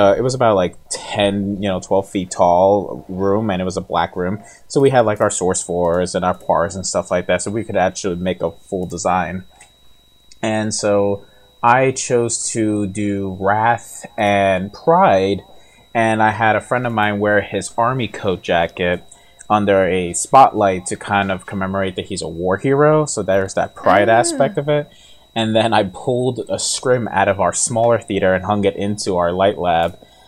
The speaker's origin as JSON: {"language": "English", "region": "New York", "country": "United States", "said": "I'm from New York"}